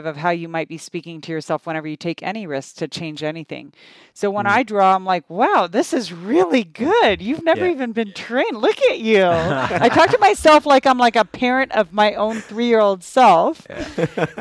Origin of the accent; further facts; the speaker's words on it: United States; also born or lived in Canada; I moved to the US when I was 7.